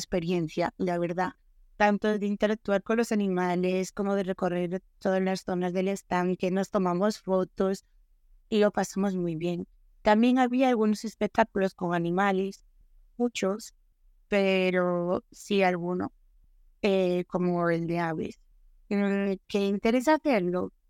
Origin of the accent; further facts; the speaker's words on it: Galicia, Spain; Para los que somos gallegos